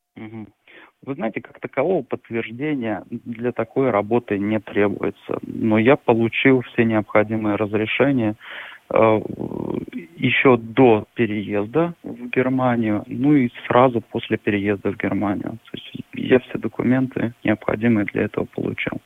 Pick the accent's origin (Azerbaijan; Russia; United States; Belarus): Russia; Novosibirsk, Novosibirsk Oblast; moved away as an adult; now in Germany; я из Сибири, и там, и там очень холодно